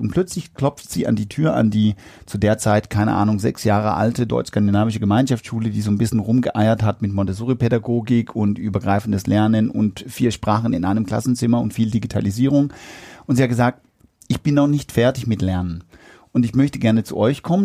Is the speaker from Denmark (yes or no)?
yes; Denmark; German is a second language; now in Germany; als Däne bin ich ja